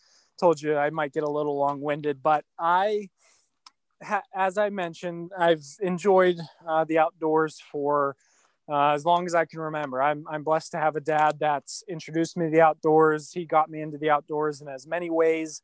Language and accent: English; Mars, Pennsylvania, United States; moved away as an adult; now in Central Pennsylvania, United States; my hometown of Mars, Pennsylvania